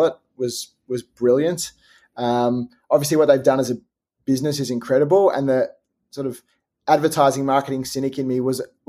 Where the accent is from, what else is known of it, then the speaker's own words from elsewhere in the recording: Australia; being Australian